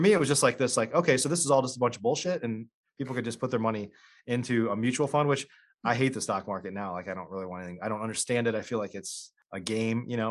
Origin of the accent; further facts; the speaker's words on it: Illinois, United States; I grew up in Illinois